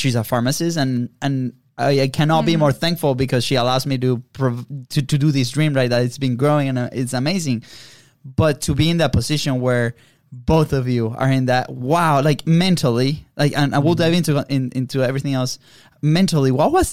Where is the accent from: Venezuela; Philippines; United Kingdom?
Venezuela; moved away; also born or lived in Europe; We are originally from Venezuela